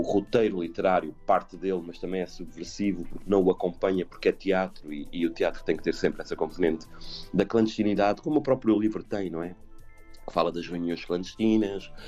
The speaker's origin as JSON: {"language": "Portuguese", "town": "Montemor-o-Novo", "region": "Alentejo", "country": "Portugal", "said": "eu sou de Montemoro Novo"}